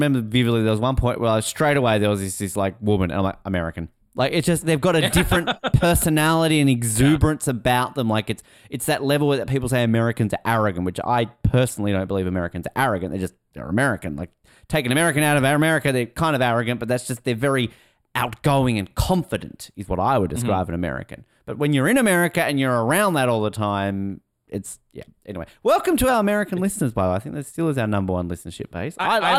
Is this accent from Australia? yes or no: yes; Australia; People look at you, oh, are you Australian? Yeah, I'm Australian.